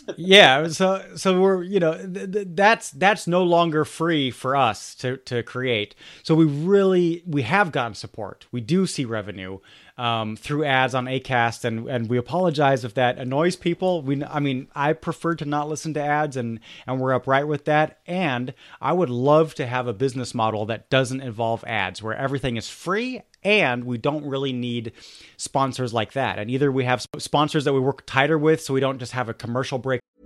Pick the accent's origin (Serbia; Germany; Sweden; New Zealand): Germany; I grew up in Germany